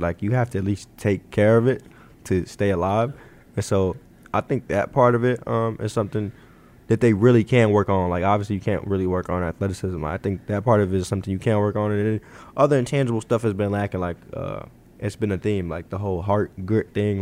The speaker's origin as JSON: {"language": "English", "town": "Chicago", "region": "Illinois", "country": "United States", "tie": "born or raised there", "said": "I'm I'm from Chicago."}